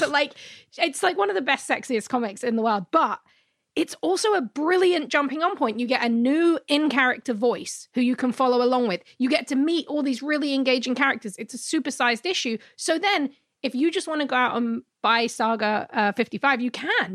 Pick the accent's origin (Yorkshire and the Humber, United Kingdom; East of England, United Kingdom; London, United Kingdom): London, United Kingdom; now in North America; I'm from London